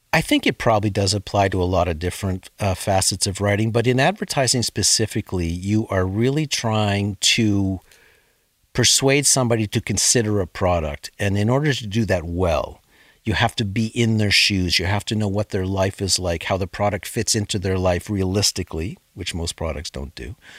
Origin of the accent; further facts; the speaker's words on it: Sudbury, Ontario, Canada; my parents met in Sudbury, and I was born there in nineteen fifty-nine.